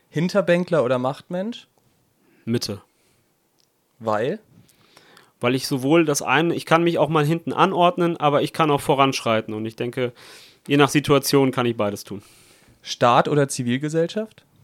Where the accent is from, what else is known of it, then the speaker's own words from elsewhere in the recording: Italy; ich komme aus Italien, meine Stiefmutter kommt aus Brasilien, spricht, ich spreche Italienisch, Portugiesisch und Deutsch.